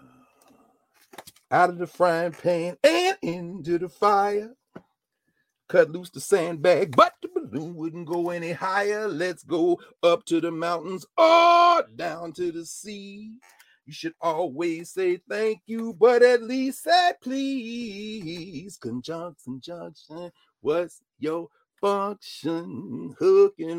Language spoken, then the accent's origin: English; Nashville, Tennessee, United States; my hometown of Nashville